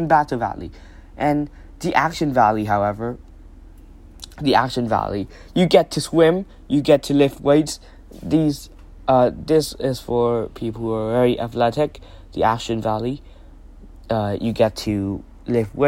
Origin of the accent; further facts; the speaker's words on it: Thailand; I'm from Thailand